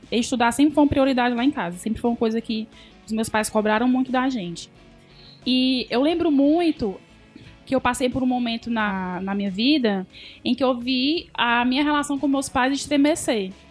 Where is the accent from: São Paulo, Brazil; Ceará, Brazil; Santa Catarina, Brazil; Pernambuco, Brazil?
Ceará, Brazil; Sobral; now in Fortaleza, Brazil; Sou de Sobral.